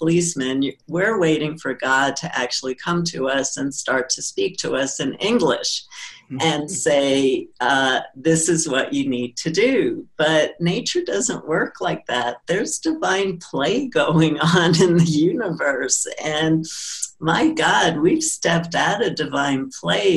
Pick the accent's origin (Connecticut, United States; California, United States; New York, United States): New York, United States; New York City; growing up in Brooklyn